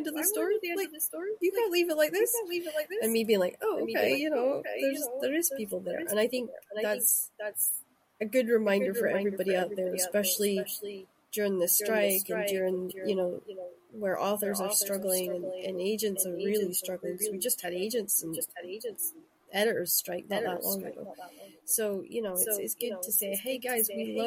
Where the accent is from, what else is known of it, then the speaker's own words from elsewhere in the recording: Shetland, Scotland, United Kingdom; also born or lived in Aberdeen; now in Glasgow, United Kingdom; I grew up in Shetland